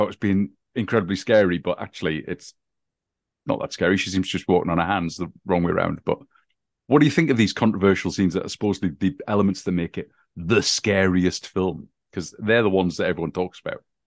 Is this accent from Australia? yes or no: no; England, United Kingdom; growing up in England